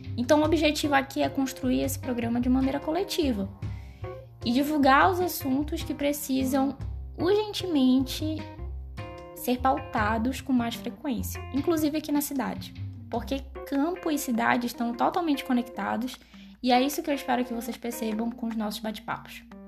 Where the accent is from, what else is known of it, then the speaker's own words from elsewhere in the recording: Belém, Pará, Brazil; moved away as an adult; now in Goiânia, Brazil; Eu nasci e fui criada em Belém do Pará, mas desde o ano passado me mudei aqui para Goiânia